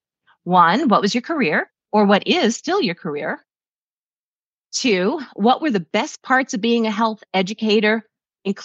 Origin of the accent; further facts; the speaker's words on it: New York, United States; moved away; I'm originally from New York as a health education teacher.